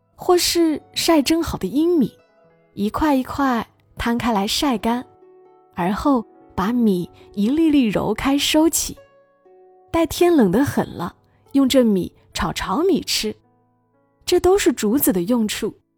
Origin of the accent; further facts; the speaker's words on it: Hunan, China; moved away; 我想起这个季节的老家，我们湖南老家，即将会有我最爱吃的小笋